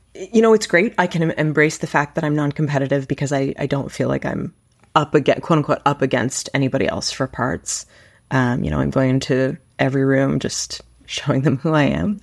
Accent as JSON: {"language": "English", "town": "Toronto", "region": "Ontario", "country": "Canada", "tie": "born or raised there", "also_born_or_lived": "Vancouver", "said": "I was born and raised in Toronto, and I've lived other places, and I'm so happy that I've landed back here."}